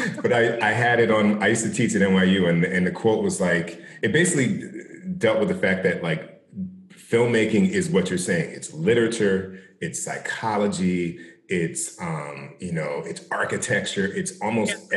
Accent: South Orange, New Jersey, United States; I grew up in South Orange.

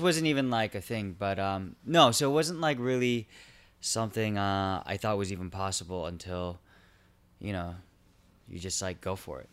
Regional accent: Irvine, California, United States; also born or lived in Garden Grove / Chula Vista; I was born in Garden Grove. Um, grew up mostly in Irvine, two years in Chula Vista

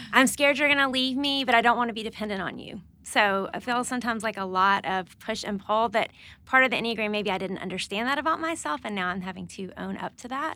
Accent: Alabama, United States; moved away as an adult; also born or lived in North Carolina; now in Nashville, United States; I'm from Alabama.

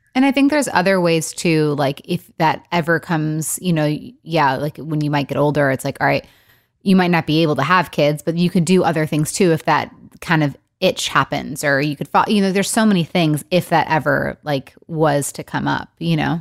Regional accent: Michigan, United States; also born or lived in Los Angeles; now in Nashville, United States; I'm from Michigan originally

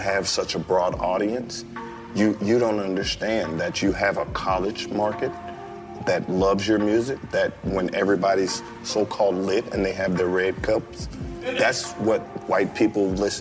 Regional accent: Oxford, Mississippi, United States; I'm from Oxford, Mississippi. This is the Mid-South

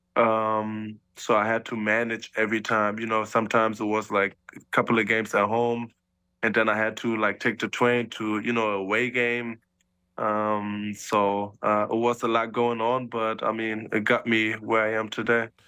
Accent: Germany; moved away as an adult; me and my two little siblings, you know, we born and raised in Germany

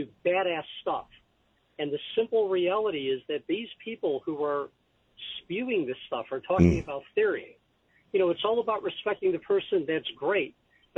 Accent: Chicago, Illinois, United States; I was born and raised in Chicago.

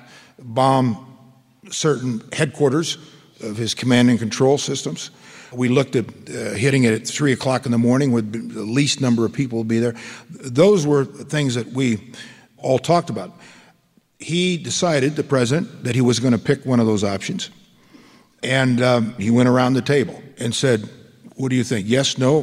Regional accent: Nebraska, United States; I'm from Nebraska

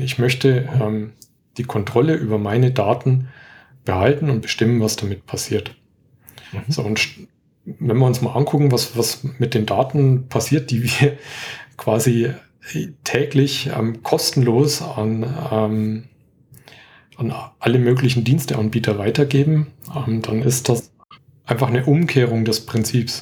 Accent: Franconia, Bavaria, Germany; accent: Franconian; bin Franke, entschuldige. Ich habe immer so leichte Probleme mit dem D und dem T

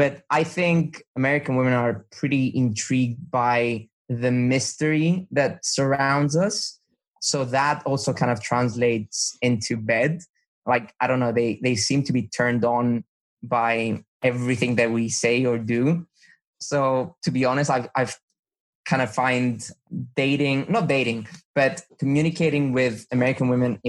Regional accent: Cyprus; moved away as an adult; also born or lived in London / Hermosa Beach; being a local

